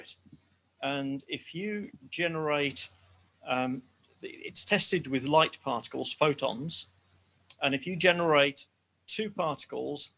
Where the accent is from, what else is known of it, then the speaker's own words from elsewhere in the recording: England, United Kingdom; accent: English; Is it my English accent?